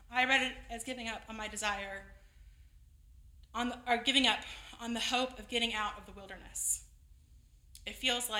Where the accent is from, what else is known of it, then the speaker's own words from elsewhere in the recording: Texas, United States; now in Virginia, United States; I'm from Texas